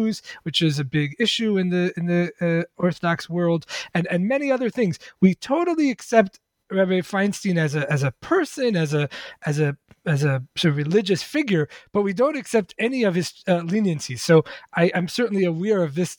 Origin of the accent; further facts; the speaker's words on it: New York City, New York, United States; I grew up in the Lubavitch Hasidic community in Crown Heights, Brooklyn